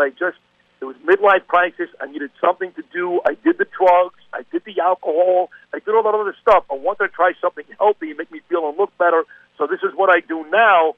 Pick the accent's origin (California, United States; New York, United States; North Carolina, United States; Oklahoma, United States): New York, United States; New York City; I'm a New Yorker